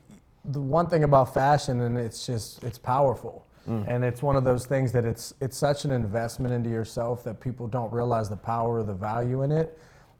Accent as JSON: {"language": "English", "town": "Finleyville", "region": "Pennsylvania", "country": "United States", "tie": "born or raised there", "said": "I grew up in Findlayville, Pennsylvania. So I went to Ringgold High School, and youngest of three."}